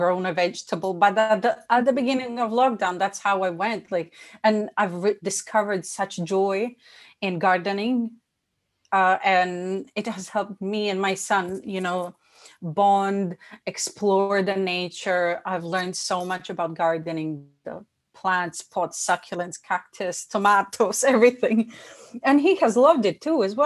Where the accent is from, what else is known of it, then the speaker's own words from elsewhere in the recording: Bosnia & Herzegovina; moved away; I was born in Bosnia. We experienced war, so that influenced my childhood